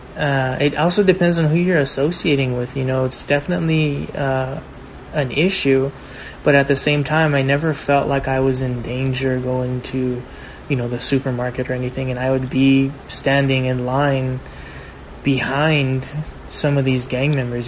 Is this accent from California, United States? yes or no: yes; Baldwin Park, California, United States; growing up in Baldwin Park